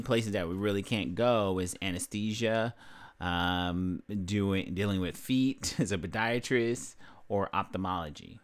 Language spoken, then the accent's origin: English; Los Angeles, California, United States; I grew up in, uh, South Central Los Angeles